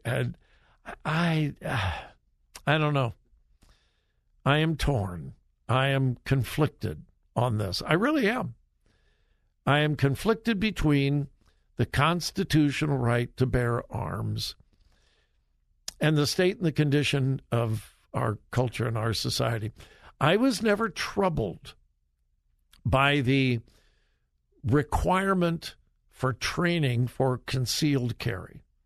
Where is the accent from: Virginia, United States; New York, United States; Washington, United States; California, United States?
California, United States; Los Angeles; I'm from Southern California. I'm a city kid. Grew up in the L.A. area, but all of my family is from Missouri.